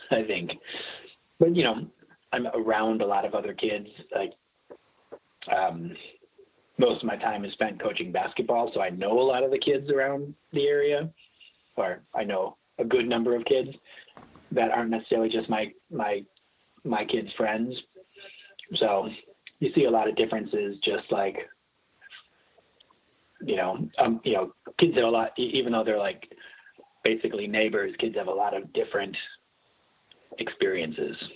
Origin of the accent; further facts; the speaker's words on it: Milwaukee, Wisconsin, United States; I grew up like in the suburbs outside, but yeah, I've been here.